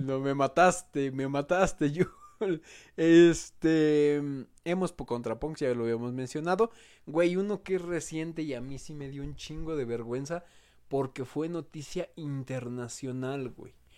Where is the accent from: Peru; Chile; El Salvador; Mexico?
Mexico; como pinches mexicanos